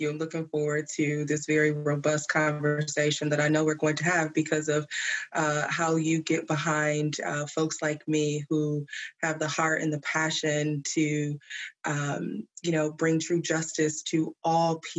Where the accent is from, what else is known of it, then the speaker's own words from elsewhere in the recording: Flint, Michigan, United States; Growing up in Flint, uh, it was a mixture of smaller city version of Detroit, but also very country in a way.